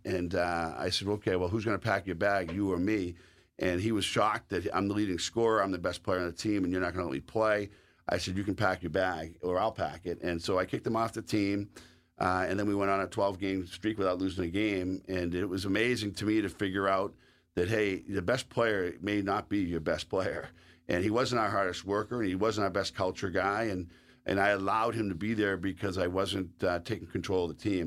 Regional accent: the East, Eastern United States, United States; accent: Eastern; moved away as an adult; also born or lived in Sault Ste. Marie, Michigan; I was also an Eastern guy.

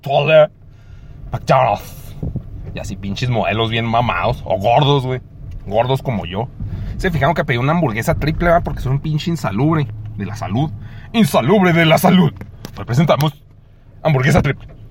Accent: Mexico; soy mexicano

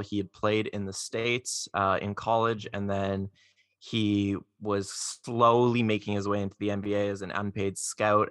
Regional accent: Toronto, Ontario, Canada; born and raised in Toronto

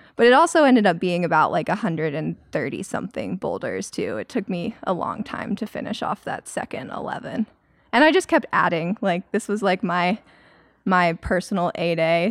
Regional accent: Maryland, United States; moved away as an adult; also born or lived in North Carolina; I grew up in Maryland, and then I went to school in North Carolina

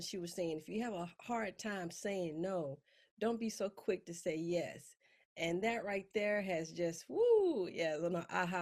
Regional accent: Mississippi, United States; moved away as an adult; I grew up in Mississippi

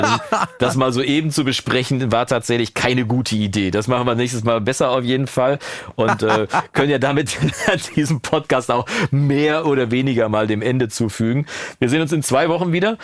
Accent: Coesfeld, North Rhine-Westphalia, Germany; also born or lived in Wolbeck, Münster; now in Münster, Germany; keine 500 Meter von da, wo ich aufgewachsen bin

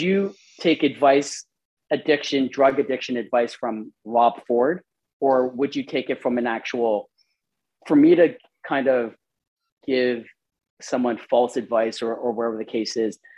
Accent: Toronto, Ontario, Canada; growing up in Scarborough

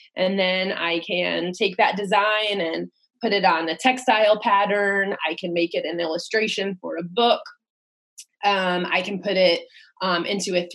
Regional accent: Rhode Island, United States; moved away as an adult; now in Baltimore, United States; I'm actually from a very small, the smallest state in the Union, Rhode Island. And I came here to go to school for college

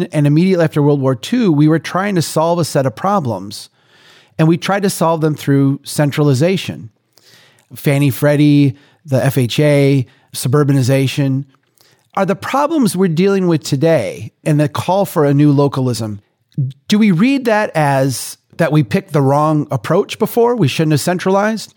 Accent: Minnesota, United States; I'm from Minnesota

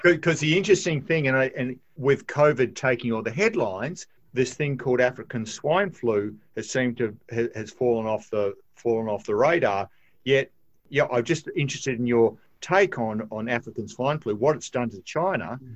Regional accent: Australia; as an Australian

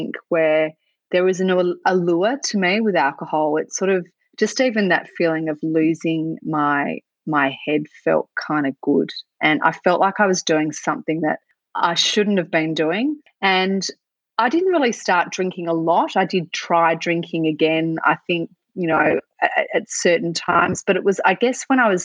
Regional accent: Australia; growing up in Australia, there's just so much cultural pressure and normalisation of drinking everywhere

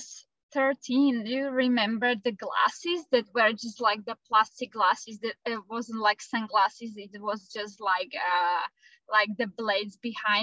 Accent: Slovakia; moved away as an adult; also born or lived in Australia; I am from Europe, Central Europe, from Slovakia, and we moved to Australia with my partner

